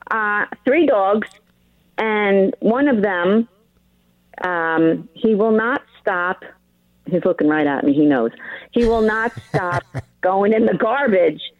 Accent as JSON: {"language": "English", "region": "New York", "country": "United States", "tie": "born or raised there", "moved": "yes", "said": "my hometown? Long Island."}